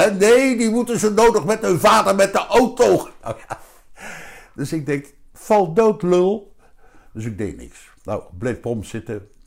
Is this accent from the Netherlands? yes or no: yes; Wassenaar, South Holland, Netherlands; daar werd ik die keer zit allemaal te schelden dat ik uit Wassenaar kom.